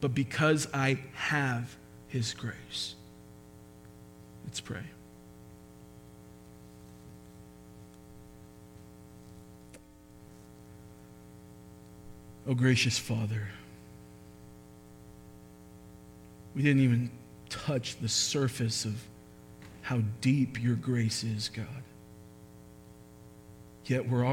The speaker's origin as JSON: {"language": "English", "country": "United States", "said": "being American"}